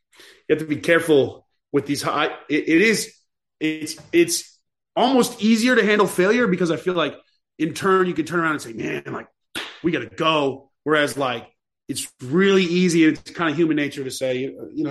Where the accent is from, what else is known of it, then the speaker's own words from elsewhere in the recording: Texas, United States; moved away; also born or lived in Kentucky; I'm a Texan